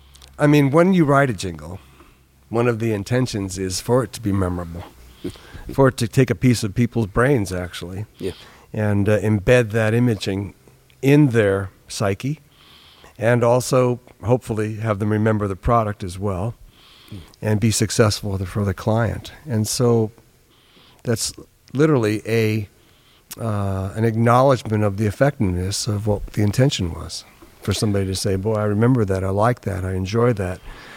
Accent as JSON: {"language": "English", "region": "New York", "country": "United States", "lives_now": "California, United States", "said": "after I came to California from New York, from the East Coast, as a musician, professional musician"}